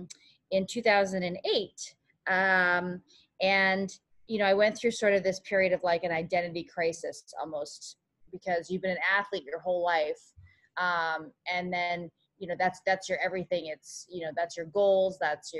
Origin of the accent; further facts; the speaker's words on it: Canada; moved away as an adult; now in United States; I came from Canada to the US on a full track scholarship